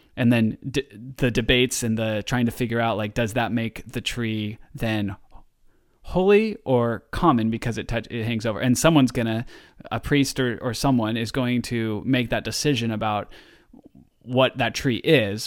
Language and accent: English; Oregon, United States; also born or lived in Southern California; I'm from Oregon